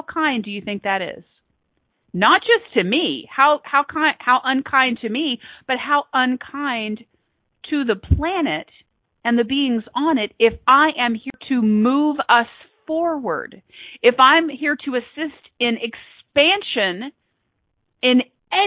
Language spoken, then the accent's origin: English; Texas, United States; So I am a Texan by birth. I consider myself a global citizen. I currently reside in Texas, and I've been here a long